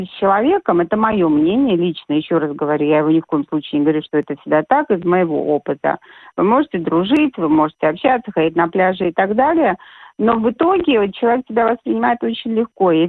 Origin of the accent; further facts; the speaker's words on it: Derbent, Dagestan, Russia; born there; Я, я поправку сделала, родилась я вообще в Дагестане, в городе Дербень.